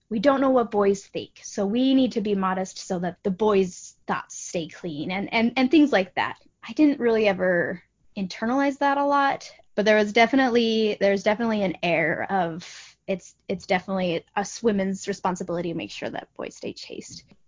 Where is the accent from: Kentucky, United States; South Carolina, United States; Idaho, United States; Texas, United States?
Idaho, United States; Boise; moved away as an adult; also born or lived in Logan, Utah; now in Florida, United States; I grew up in Boise, Idaho, but I spent the last 10 years in uh, Cache Valley, Logan, Utah.